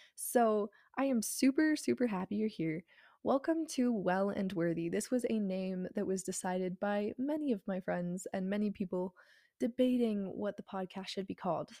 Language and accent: English; New Mexico, United States; moved away as an adult; now in Texas, United States; I go to school in Texas, and I am originally from New Mexico